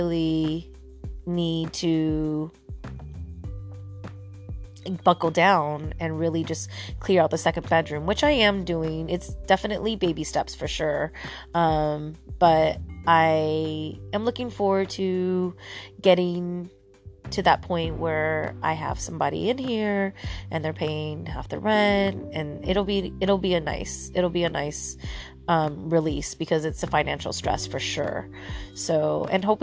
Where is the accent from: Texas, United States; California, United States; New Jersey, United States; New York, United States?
California, United States; Santa Cruz; Santa Cruz, which is my hometown.